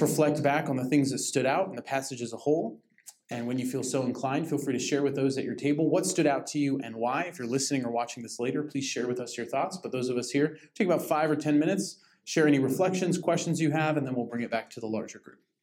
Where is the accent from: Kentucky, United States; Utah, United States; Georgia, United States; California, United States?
California, United States; Lake Arrowhead; I grew up in Lake Arrowhead in the mountains